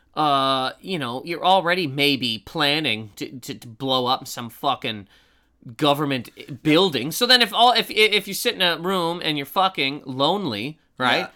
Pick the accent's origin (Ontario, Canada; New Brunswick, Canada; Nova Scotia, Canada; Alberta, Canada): Nova Scotia, Canada; Halifax; born or raised there; moved away